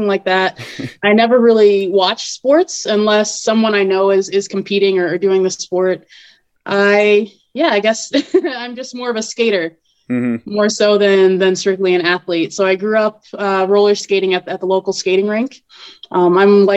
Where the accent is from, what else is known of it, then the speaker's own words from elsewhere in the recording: Ocala, Florida, United States; I grew up in Ocala, just a little bit south of Gainesville